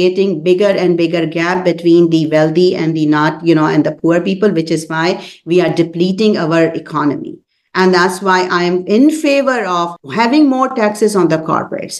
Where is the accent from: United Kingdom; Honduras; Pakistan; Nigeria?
Pakistan; now in Columbus, United States; I'm from Pakistan